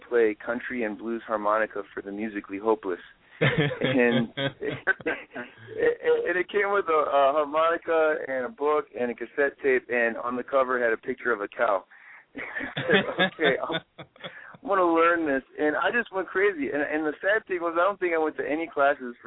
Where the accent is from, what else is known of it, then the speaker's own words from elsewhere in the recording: Prince George's County, Maryland, United States; growing up in Prince George's County, Maryland